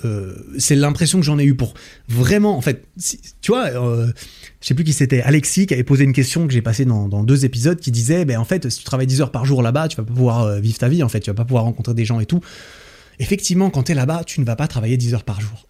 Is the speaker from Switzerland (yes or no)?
yes; Switzerland; chez moi, en Suisse